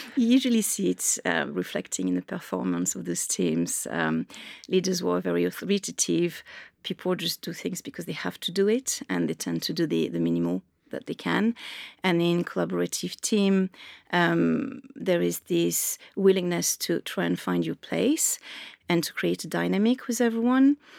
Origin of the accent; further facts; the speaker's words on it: Marseille, Provence-Alpes-Côte d'Azur, France; English is a second language; also born or lived in Dublin; now in London, United Kingdom; I grew up in Marseille, so I grew up on the coast